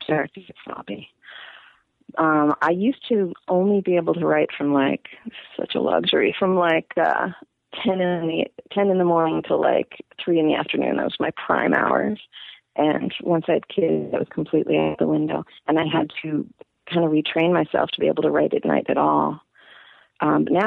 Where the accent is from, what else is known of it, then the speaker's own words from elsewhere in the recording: Manalapan, New Jersey, United States; moved away as an adult; also born or lived in New York City, New York; now in Portland, United States; my dad got a better job in New Jersey, so I was forcibly to New Jersey.